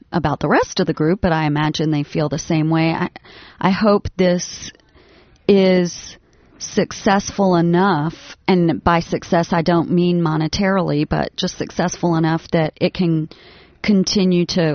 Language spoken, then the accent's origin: English; Lake Arthur, Louisiana, United States; moved away; Lake Arthur, Louisiana